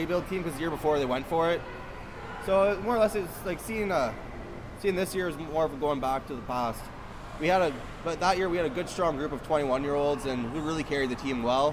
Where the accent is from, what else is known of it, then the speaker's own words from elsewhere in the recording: Ottawa, Ontario, Canada; I grew up in Barrhaven, so I played for the Nepean Raiders